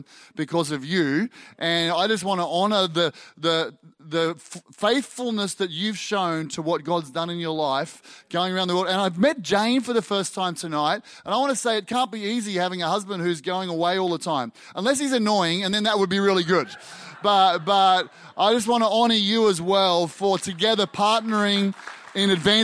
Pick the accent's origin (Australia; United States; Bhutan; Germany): Australia; I'm an Aussie